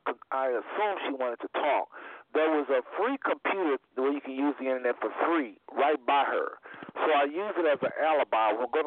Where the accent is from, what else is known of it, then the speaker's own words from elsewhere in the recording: United States; I'm from the States.